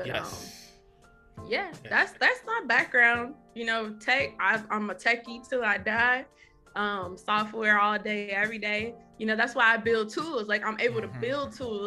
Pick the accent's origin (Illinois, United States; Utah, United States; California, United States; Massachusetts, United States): Illinois, United States; Chicago; I am from Chicago, South Side